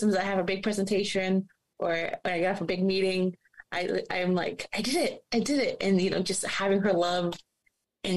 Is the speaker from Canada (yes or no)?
yes; Canada; since I was a little girl, and growing up in Canada